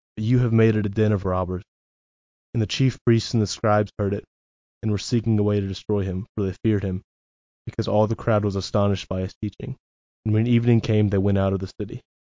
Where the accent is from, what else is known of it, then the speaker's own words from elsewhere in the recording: Dexter, Missouri, United States; also born or lived in Cape Girardeau, Missouri; I grew up in Dexter, which is pretty close to Jackson. Um, moved to Cape when I was eighteen